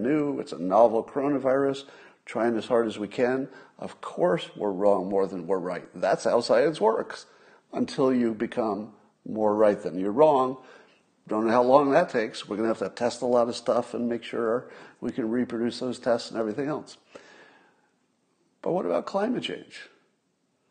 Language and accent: English; United States; I'm so American